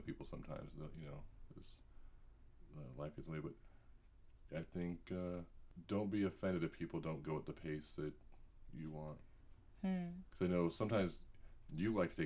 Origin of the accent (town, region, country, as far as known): United States